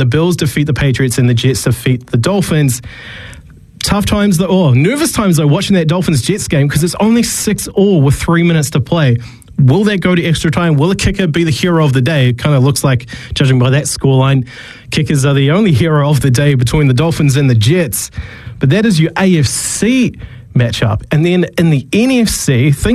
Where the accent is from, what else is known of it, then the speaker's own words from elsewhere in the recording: New Zealand; moved away; also born or lived in Australia; being a Kiwi